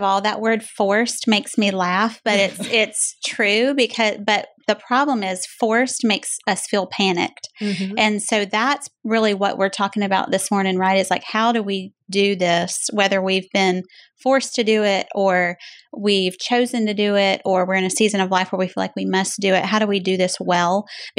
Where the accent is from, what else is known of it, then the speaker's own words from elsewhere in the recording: Jacksonville, Florida, United States; I'm from Jacksonville, Florida. Was born and raised there. Lived there 21 years until Jimmy and I got married in December of 1994.